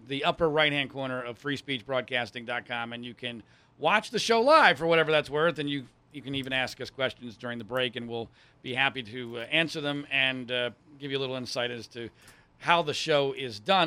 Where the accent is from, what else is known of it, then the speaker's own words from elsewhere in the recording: Pennsylvania, United States; moved away; also born or lived in Ohio / North Carolina / Florida / Virginia; I grew up in Pennsylvania, I've lived in Ohio, I've lived in North Carolina, I've lived in Florida, I've lived in Virginia